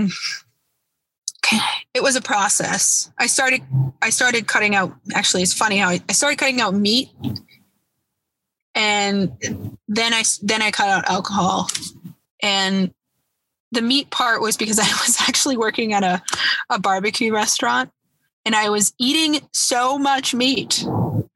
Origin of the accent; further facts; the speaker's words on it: Boston, Massachusetts, United States; I'm from Boston, and Boston has a huge drinking problem, always has